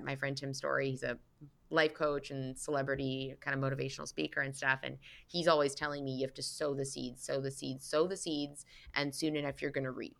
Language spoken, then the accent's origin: English; Vancouver, British Columbia, Canada; moved away as an adult; also born or lived in London / Toronto / Los Angeles; now in New York City, United States; I grew up in Vancouver